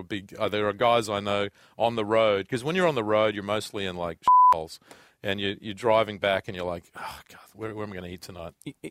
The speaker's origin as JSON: {"language": "English", "country": "Australia", "said": "I'm like, \"No, I'm Australian.\""}